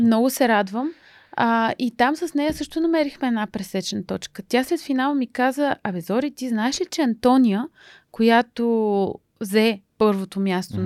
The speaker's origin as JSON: {"language": "Bulgarian", "town": "Pleven", "region": "Pleven Province", "country": "Bulgaria", "tie": "born or raised there", "said": "майка ми е от Русе, баща ми е от Плевен и съм завършила математическата гимназия в Плевен"}